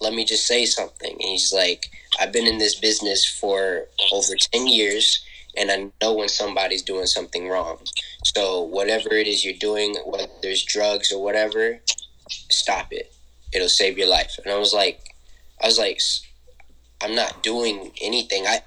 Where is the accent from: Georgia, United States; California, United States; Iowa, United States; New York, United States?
Georgia, United States; Senoia; growing up in Sonoya, never realized I was different